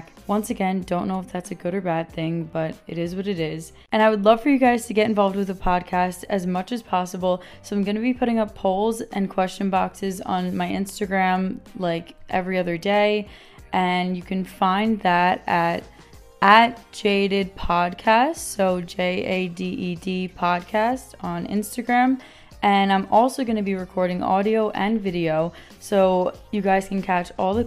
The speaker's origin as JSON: {"language": "English", "region": "New York", "country": "United States", "tie": "born or raised there", "said": "I am born and raised in New York"}